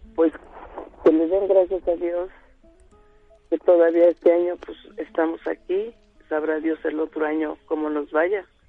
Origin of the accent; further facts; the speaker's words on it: Palmarito Tochapan, Puebla, Mexico; moved away; Yo soy del Tehuacán y Orizaba pueblo de Palmarito, Tochapan